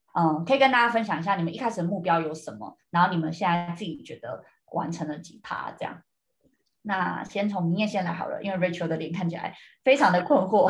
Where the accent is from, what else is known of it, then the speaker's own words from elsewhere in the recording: Taiwan; now in United States; 这次回台湾的时候就还蛮有趣，那时候就跟妈妈在整理一些以前房间里面的东西